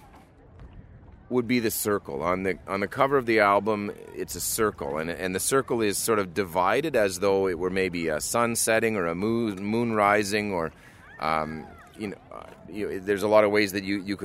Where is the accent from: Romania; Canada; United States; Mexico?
Canada